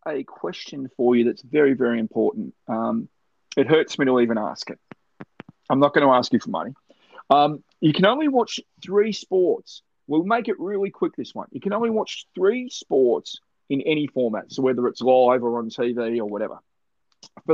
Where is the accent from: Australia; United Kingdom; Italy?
Australia; Melbourne, Victoria; I was born in Melbourne